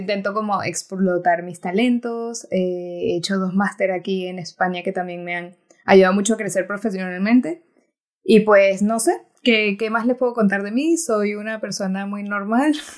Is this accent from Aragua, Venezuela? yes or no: no; Timotes, Mérida, Venezuela; moved away; Soy de una, un pueblo pequeñito en Venezuela que el que me está escuchando se llama Timotes, pueden ir a buscarlo en el mapa, no pasa nada si no lo conocen. es del estado Mérida.